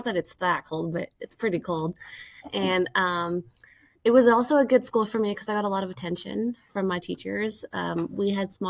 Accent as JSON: {"language": "English", "region": "California", "country": "United States", "tie": "born or raised there", "also_born_or_lived": "Massachusetts", "said": "So I was born and raised in California."}